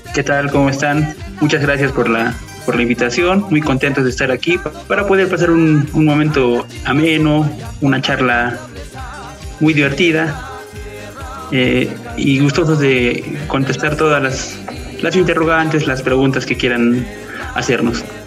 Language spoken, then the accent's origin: Spanish; Juli, Puno, Peru; yo también de, de Juli, de la, provincia de Chucuito